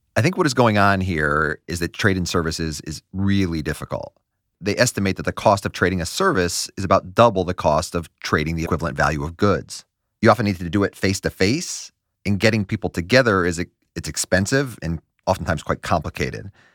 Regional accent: United States; As an American

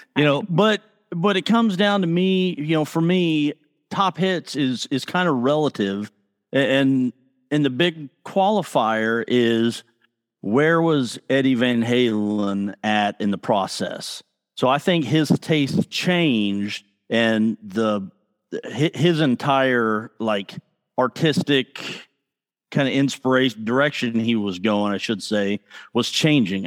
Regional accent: Piedmont, Oklahoma, United States; I'm from Piedmont, Oklahoma

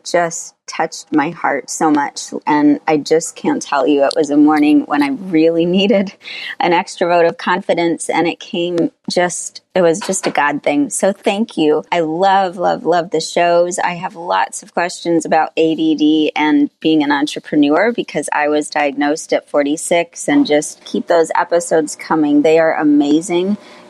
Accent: Naples, Florida, United States; also born or lived in Michigan; I'm from Naples, Florida, and also Michigan.

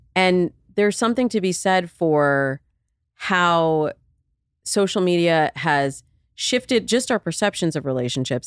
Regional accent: Midwest, United States; I'm from the Midwest

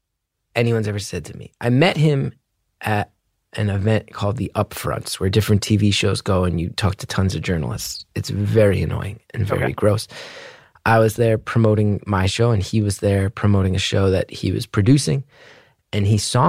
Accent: Northeast, United States; I grew up in the Northeast in the 90s.

